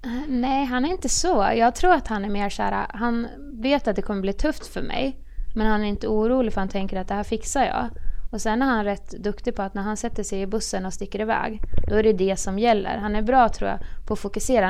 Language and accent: Swedish; Horndal, Dalarna County, Sweden; moved away as an adult; also born or lived in Västerås / Linköping; now in Örebro, Sweden; Jag är från Dalarna. Ja. Horndal, det är en liten ort utanför Avesta